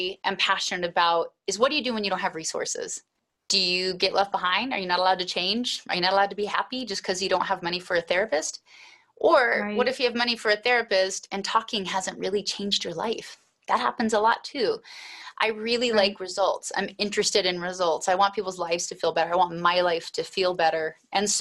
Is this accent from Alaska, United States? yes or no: yes; Alaska, United States; also born or lived in Anchorage, Alaska; I was raised in Alaska, and I was raised on a homestead to a large degree